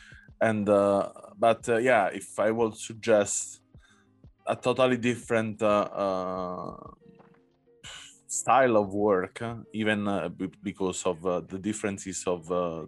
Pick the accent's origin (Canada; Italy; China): Italy; Southern Italy; English is a second language; And I come from South Italy, that is quite similar in color, in also the expression of the people, in the behavior.